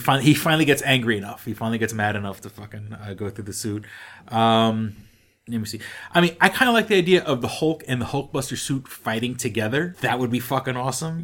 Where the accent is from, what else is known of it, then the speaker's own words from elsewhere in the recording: New York City, New York, United States; moved away; I'm disgustingly from New York City